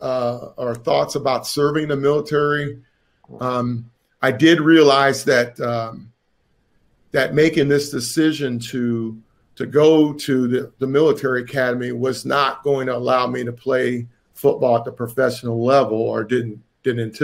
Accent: Chesapeake, Virginia, United States; I'm from Tidewater, Virginia. I went to high school in Chesapeake, Virginia.

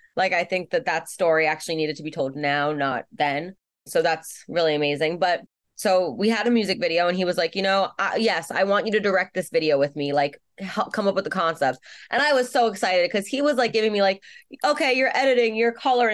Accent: New York City, New York, United States; I grew up in Brooklyn and growing up in Brooklyn

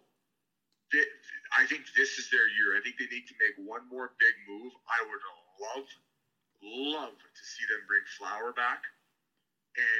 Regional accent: Welland, Ontario, Canada; I grew up in Welland, Ontario, which is 40 minutes from Buffalo

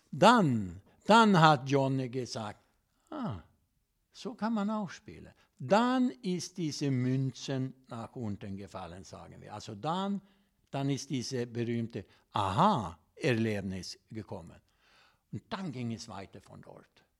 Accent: Sweden; German is a second language; ich komme aus Schweden

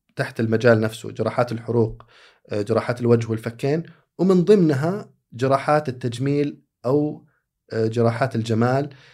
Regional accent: Saudi Arabia; عندنا ك... كسعوديين

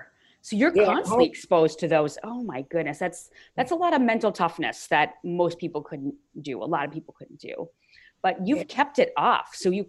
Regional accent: Midwest, United States; moved away; I grew up in the Midwest originally.

